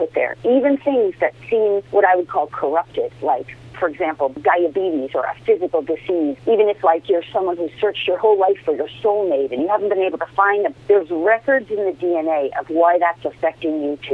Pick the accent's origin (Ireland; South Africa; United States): United States; Larchmont, New York; moved away; also born or lived in Bronx, New York; I grew up in Larchmont